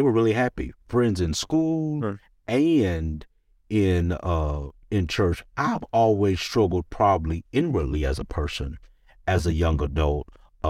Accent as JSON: {"language": "English", "town": "Cleveland Heights", "region": "Ohio", "country": "United States", "tie": "born or raised there", "said": "Growing up in Cleveland Heights, just a church boy."}